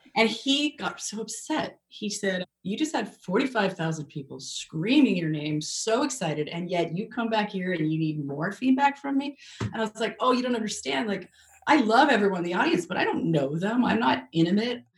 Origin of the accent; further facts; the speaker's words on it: Canada; now in United States; I'm so Canadian. So when moving to America